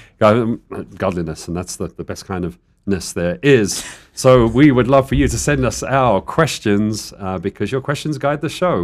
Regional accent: United Kingdom; now in Tucson, United States; I'm the British person

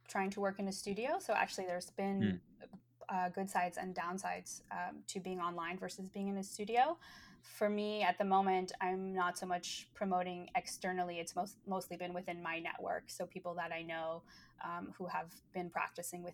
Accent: United States; moved away as an adult; now in London, United Kingdom; I've spent most elections as an American abroad

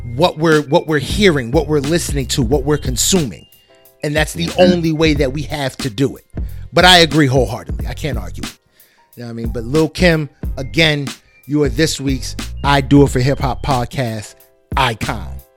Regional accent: New Jersey, United States; we are from Jersey

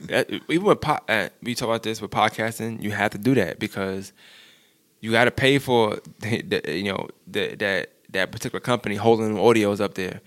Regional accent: New York, United States; I'm from New York

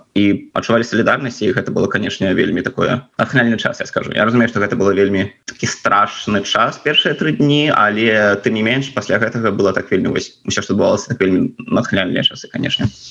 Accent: Belarus; moved away; я ганарыўся тым што я беларус

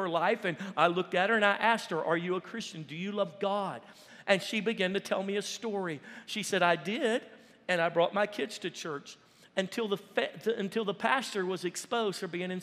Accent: United States; I'm American

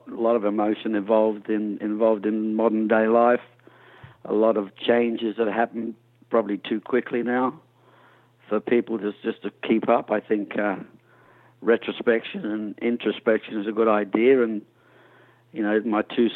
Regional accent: Adelaide, South Australia, Australia; also born or lived in England; My early days in the 60s, growing up in Adelaide, South Australia

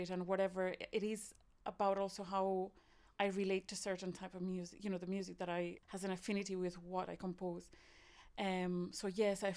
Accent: Spain; moved away as an adult; also born or lived in Ireland; now in Cork, Ireland; I'm originally from Spain, but I've been in Ireland for more than 20 years

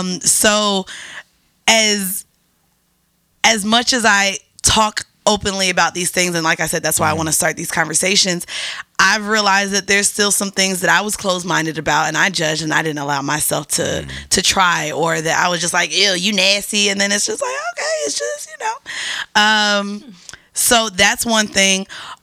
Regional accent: Orlando, Florida, United States; I'm from Orlando, so he asked us to put the Magic on TV.

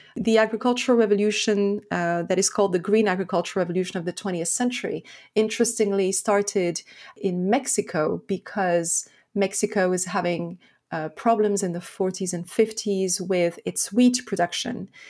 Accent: France; also born or lived in Lebanon; I was born in Lebanon at the beginning of a, of a civil war. And so I grew up in, in France

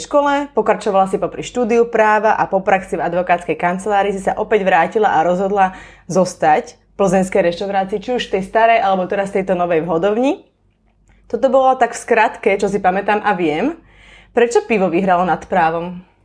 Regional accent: Malacky, Bratislava Region, Slovakia; sedím v plzeňskej hodovni v Malackách, v mojom rodnom meste

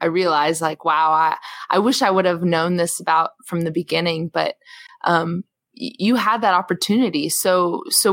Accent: the South, United States; moved away; I grew up in the flat part of the South

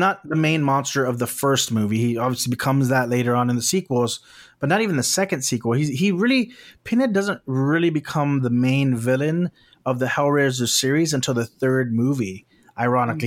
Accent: South Texas, United States; now in West Coast, United States; I'm from South Texas

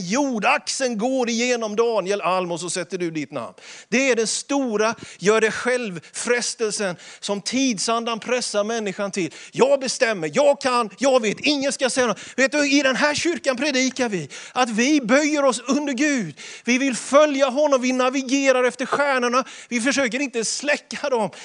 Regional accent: Småland, Sweden; Man sätter inte potäter, som vi smålänningar säger

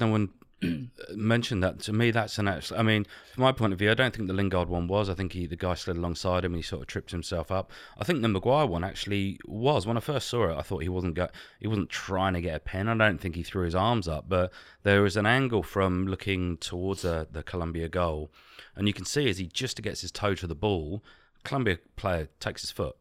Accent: England, United Kingdom; we're English

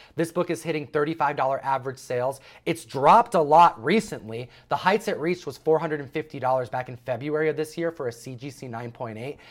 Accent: New York, United States; I'm from New York

